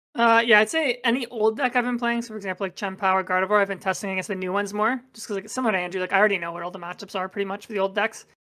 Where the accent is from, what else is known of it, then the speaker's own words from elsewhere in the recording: Toronto, Ontario, Canada; I'm from Toronto